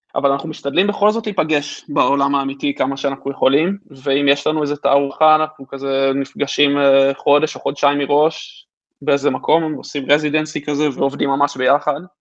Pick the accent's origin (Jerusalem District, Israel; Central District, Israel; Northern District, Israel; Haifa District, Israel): Haifa District, Israel; Haifa; הסביבה שגדלנו בה, חיפה